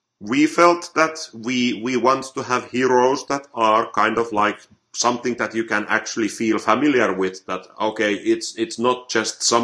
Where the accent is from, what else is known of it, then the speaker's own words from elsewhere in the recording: Finland; I'm from Finland